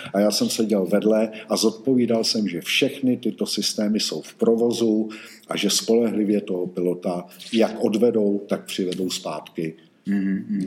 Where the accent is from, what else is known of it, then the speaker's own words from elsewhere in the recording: Roudnice nad Labem, Ústí nad Labem Region, Czechia; moved away as an adult; also born or lived in Žatec; Já jsem vyrůstal v Roudnici nad Labem